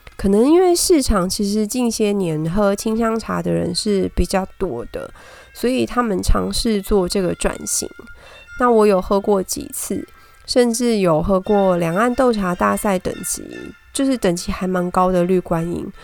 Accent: Taipei, Taiwan; 台北小孩下来讲台语真的还蛮搞笑的

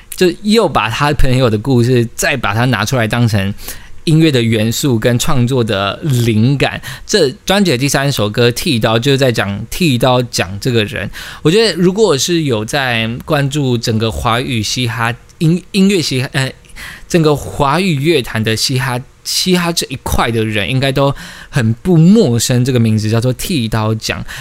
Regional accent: Taiwan; 我们自己身为台湾人

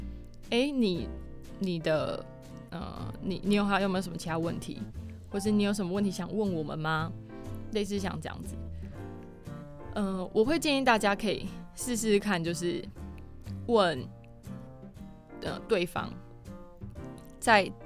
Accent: Keelung, Taiwan; 我希望可以回到我老家，就是基隆这边，在阳明海运服务。

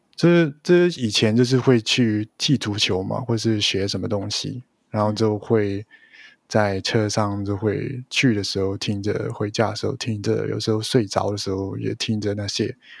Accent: Hong Kong; Chinese is a second language; 你知道香港的话，就是跟别人聊天或是讯息的时候，你用英文也是可以的，所以我嗯。大一辈子都基本上是用英文来讯息啊，或是写东西，学校也是用英文写东西

